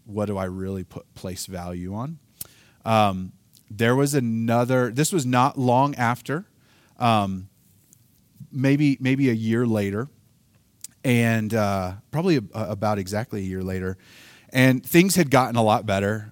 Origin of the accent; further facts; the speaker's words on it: Oklahoma, United States; I'm from Oklahoma. We don't pronounce things like